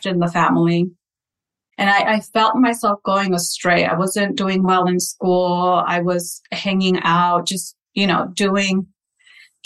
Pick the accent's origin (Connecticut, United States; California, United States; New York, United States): California, United States; Santa Paula; first language Spanish; English is a second language; I was born and raised in Santa Paula, California.